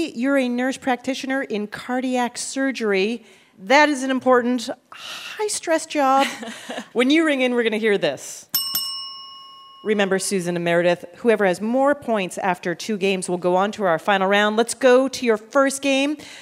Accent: Canada; I'm Canadian

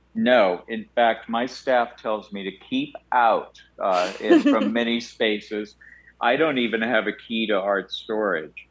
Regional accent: Iowa, United States; moved away; a little gay kid growing up in Iowa

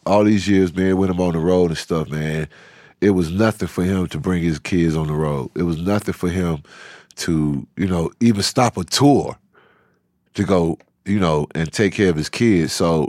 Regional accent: Savannah, Georgia, United States; now in Atlanta, United States; I've always been proud of the fact that we came from Savannah, and my dad was kind of a prodigy when he was younger because he put a record out in his younger days when he was in high school out there.

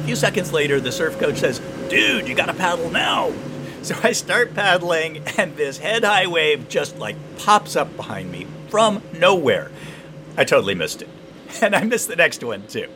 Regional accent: Santa Barbara, California, United States; I grew up surfing around Santa Barbara

